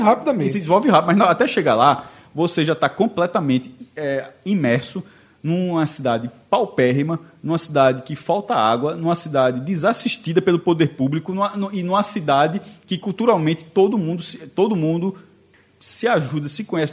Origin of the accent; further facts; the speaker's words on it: Amapá, Brazil; eu sou do Mapá, mas meus pais são nordestinos